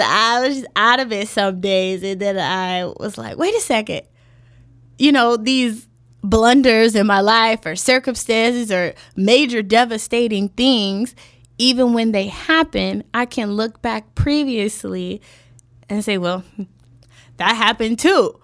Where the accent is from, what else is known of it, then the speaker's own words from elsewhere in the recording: Chicago, Illinois, United States; born and raised on the South Side.